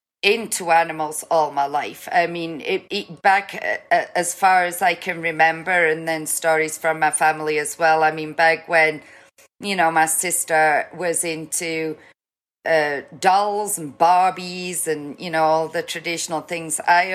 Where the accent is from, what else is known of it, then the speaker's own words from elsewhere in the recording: Newcastle, North East England, United Kingdom; Newcastle, which is just south of the border of Scotland. So most people, if they take a stabbing guess at my accent, will ask me if I'm Scottish.